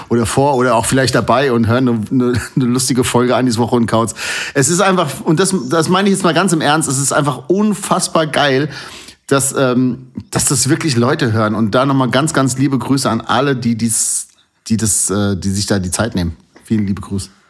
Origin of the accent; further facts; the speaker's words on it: North Rhine-Westphalia, Germany; now in Hesse, Germany; ich bin in Nordrhein-Westfalen geboren